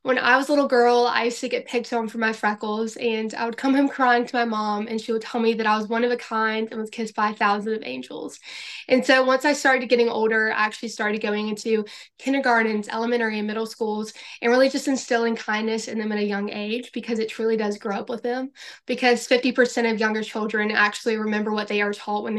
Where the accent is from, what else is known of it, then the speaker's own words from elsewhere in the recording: Florence, South Carolina, United States; I am from Florence, South Carolina